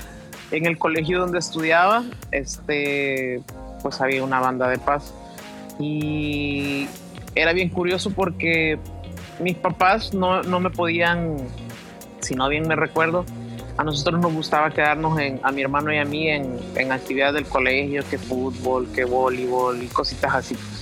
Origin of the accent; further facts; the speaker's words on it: El Salvador; moved away as an adult; now in Mexico; soy músico salvadoreño